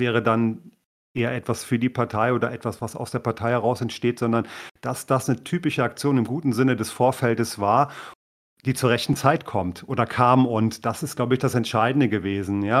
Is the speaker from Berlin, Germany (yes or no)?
no; Thuringia, Germany; wir als Thüringer haben ja immer diesen Mut schon bewiesen für die Gesamtpartei